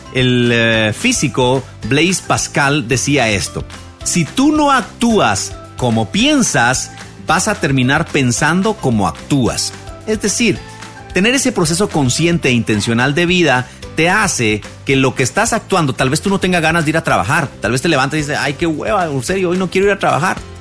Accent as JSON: {"language": "Spanish", "country": "Guatemala", "said": "en mi país, aquí en Guatemala"}